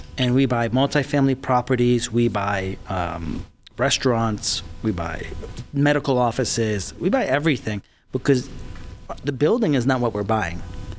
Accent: Paterson, New Jersey, United States; moved away; also born or lived in Syria; And then when I was three, my mom, myself, and my sister came to New Jersey. And I grew up in this area, Prospect Park, Paterson, New Jersey, which is like a Middle Eastern ghetto. And that's where my childhood was.

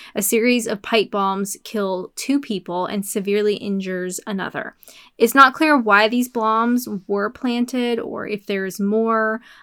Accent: Canada; I'm Canadian.

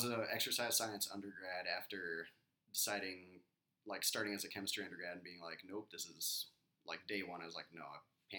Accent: Colorado, United States; moved away as an adult; Born in the mountains of Colorado.

